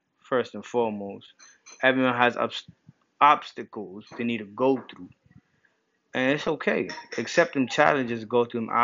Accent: New Jersey, United States; moved away as an adult; also born or lived in New York; now in Massachusetts, United States; I moved from New Jersey to Massachusetts. I'm a Jersey boy. I'm a Jersey, New York boy.

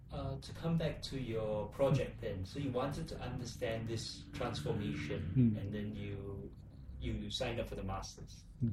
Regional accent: Singapore; historically we're part of Johor, we're part of Malaya, and suddenly we're on our own.

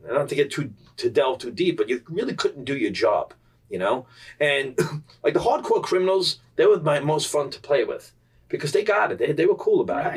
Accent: New York City, New York, United States; growing up in Staten Island, it's a culture

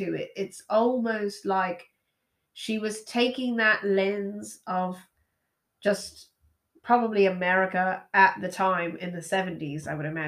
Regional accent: the South, United States; I was raised in the South

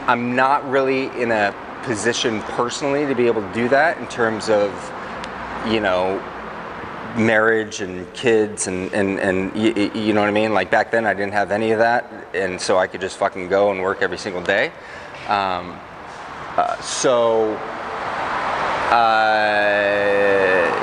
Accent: Everett, Washington, United States; my hometown of Everett

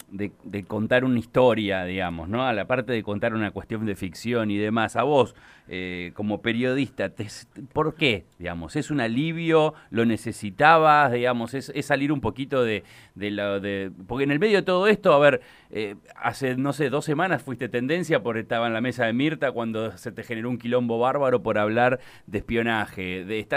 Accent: Gonnet, Buenos Aires, Argentina; Yo soy de Bonet, aparte, Hugo, así que...

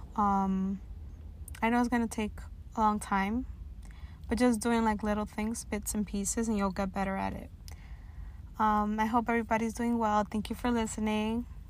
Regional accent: New York City, New York, United States; I'm a young, proud, first generation Latina born and raised in Washington Heights

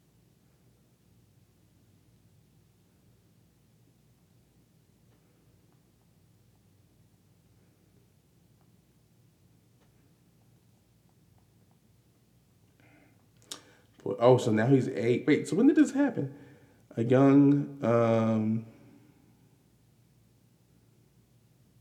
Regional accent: Maryland, United States; We're black. We're from Maryland

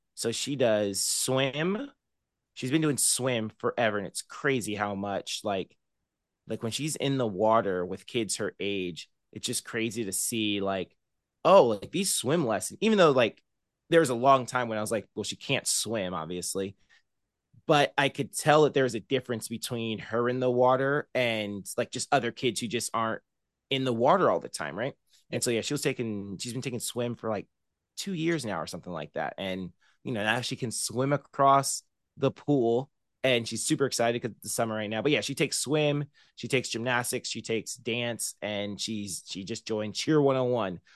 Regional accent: Murrieta, California, United States; moved away as an adult; now in Bakersfield, United States; I grew up in Marietta, California, which is about an hour north of San Diego

